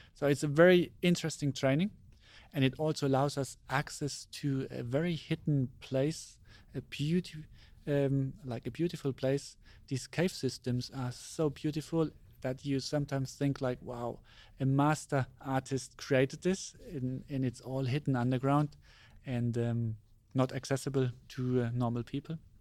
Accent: Germany; I was born in Germany, and I grew up in Germany

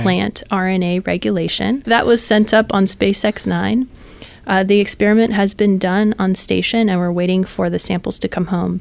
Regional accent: San Jose, California, United States; I am from San Jose, California

